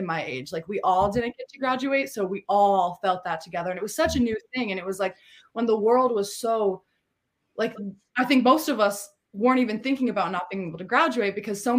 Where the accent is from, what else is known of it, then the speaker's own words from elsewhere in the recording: Tillamook, Oregon, United States; moved away; also born or lived in California; I was born in California and then we moved up to Oregon. I was raised around my mother, my aunt, my uncle, in a very, very, in a small town, kind of, I don't know if you know about Tillamook cheese, but where the cheese comes from in Oregon. I was raised in a small town on the coast there